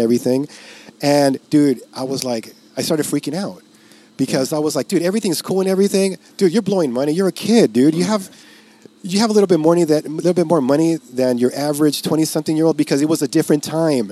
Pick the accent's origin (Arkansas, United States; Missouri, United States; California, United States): California, United States; Los Angeles; I'm from East